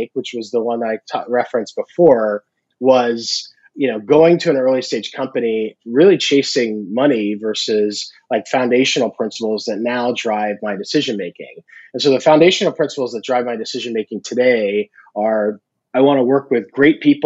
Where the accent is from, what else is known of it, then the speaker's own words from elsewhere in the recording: Virginia, United States; I grew up in Virginia